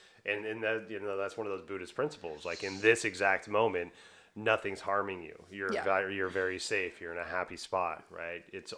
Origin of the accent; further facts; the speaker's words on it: Texas, United States; I'm from Texas, man.